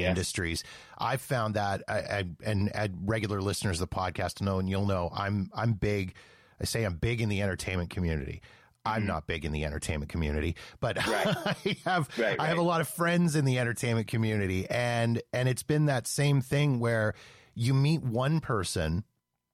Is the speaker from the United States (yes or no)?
no; Canada; now in Calgary, Canada; as a Canadian